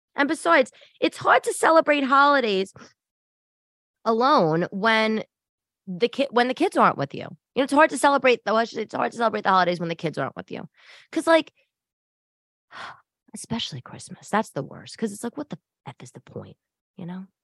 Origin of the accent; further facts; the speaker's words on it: New York City, New York, United States; also born or lived in Upper East Side, Manhattan; I'm from Staten Island and Brooklyn